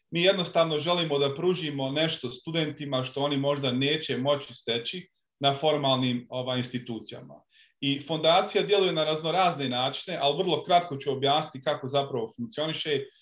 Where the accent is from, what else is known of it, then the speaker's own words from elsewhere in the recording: Tuzla, Tuzla Canton, Bosnia & Herzegovina; moved away; also born or lived in Australia; Veliki pozdrav za moj rodni kraj Tuzlu.